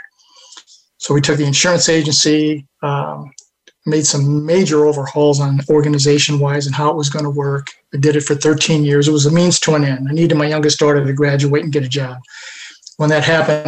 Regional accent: Buffalo, New York, United States; there's an organization outside of Buffalo, in my hometown

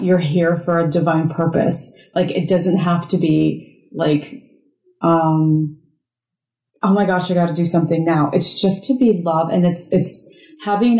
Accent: Michigan, United States; moved away as an adult; now in South Carolina, United States; I grew up in Michigan

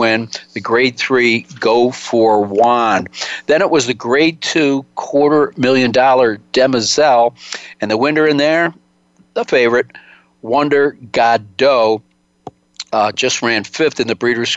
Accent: Cincinnati, Ohio, United States; my hometown track there in Cincinnati, River Downs

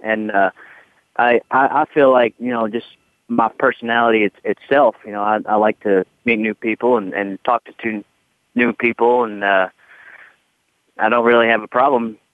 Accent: Louisville, Kentucky, United States; moved away; I grew up in Louisville

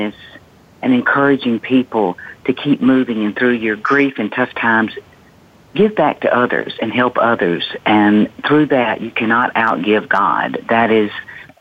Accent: the South, United States; I grew up in the South, and it was a wonderful place

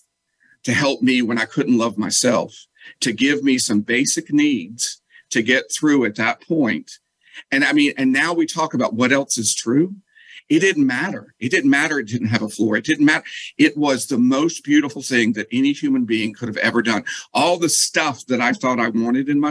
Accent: the South, United States; moved away as an adult; also born or lived in Connecticut; I'm from the South, but I moved up north

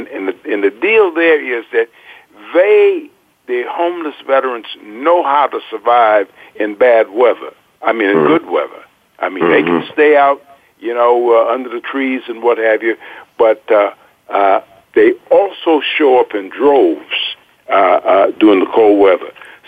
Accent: Florida, United States; moved away; I'm originally from Florida

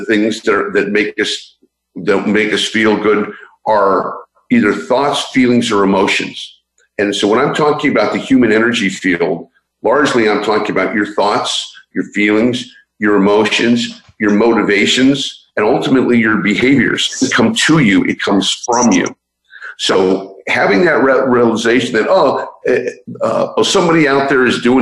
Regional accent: San Francisco, California, United States; I'm originally from San Francisco

